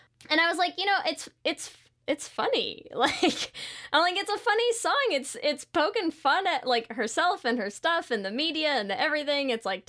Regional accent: near Mohegan Sun, Connecticut, United States; close to my hometown.

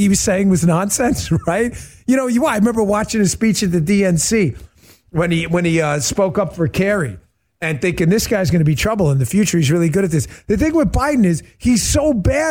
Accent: New York, United States; moved away; an Italian from New York

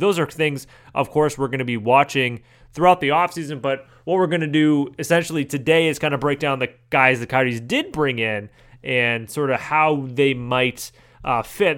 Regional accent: Manchester, New Hampshire, United States; my hometown Manchester

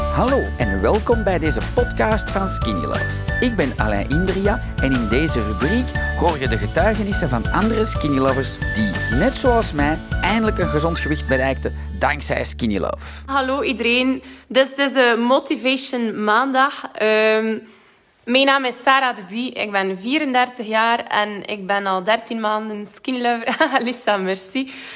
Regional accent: West Flanders, Belgium; accent: West Flemish; moved away; ik kan het niet verstoppen dat ik van West-Vlaanderen ben

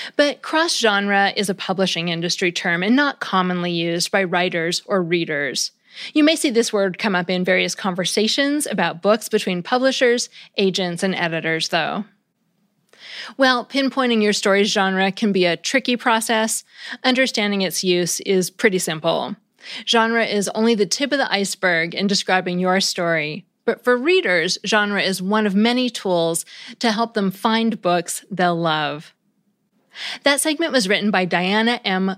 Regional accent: United States; as an American

